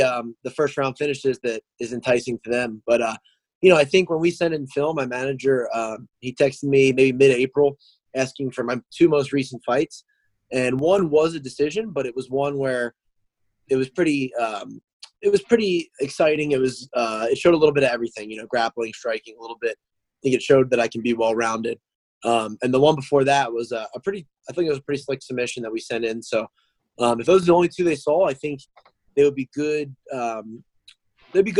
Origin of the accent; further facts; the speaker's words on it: New Jersey, United States; moved away as an adult; also born or lived in Myrtle Beach, South Carolina; now in Wilmington, United States; I'm from New Jersey originally. I lived there until I was about almost 19 years old.